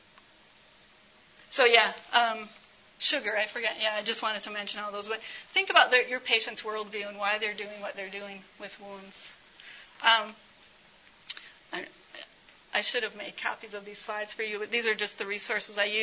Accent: United States; also born or lived in Uganda; we as Americans

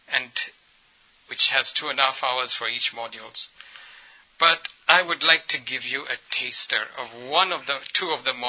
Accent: India; I come from India, and we don't know how to be assertive.

